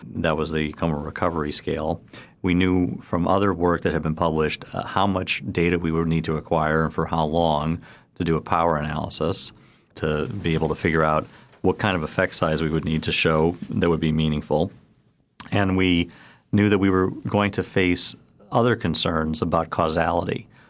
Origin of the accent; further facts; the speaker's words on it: Chicago, Illinois, United States; now in New York City, United States; I grew up in the University of Chicago